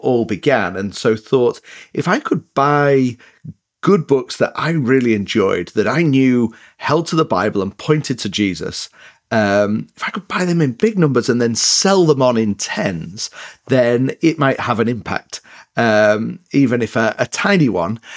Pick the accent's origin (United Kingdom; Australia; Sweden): United Kingdom; Leeds, Yorkshire and the Humber; accent: northern, a bit mixed up; moved away as an adult; also born or lived in Northern Ireland / north of England; now in United States; a place called Leeds in the north of England is where I grew up